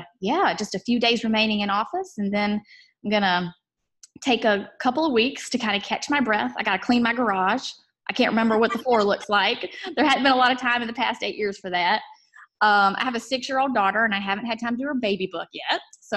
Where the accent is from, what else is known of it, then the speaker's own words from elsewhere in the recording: rural North Carolina, United States; accent: twang; moved away as an adult; also born or lived in Raleigh, North Carolina / Columbia, Missouri; now in Kansas City, United States; So I grew up in North Carolina. Rural North Carolina, you might detect a little bit of a twang.